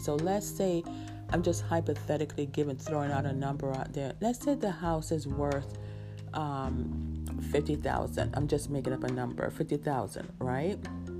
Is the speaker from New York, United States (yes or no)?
yes; New York, United States; I have a friend that we grew up with in New York